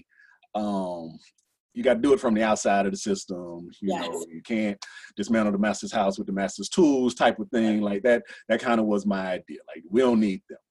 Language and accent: English; Texas, United States; now in Louisville, United States; I'm from Texas